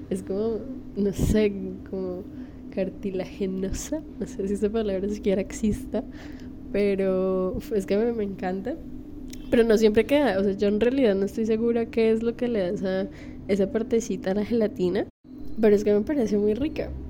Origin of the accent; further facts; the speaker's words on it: Bogotá, Colombia; accent: rolo; eh, mi acento rolo cuando empiezo a grabarte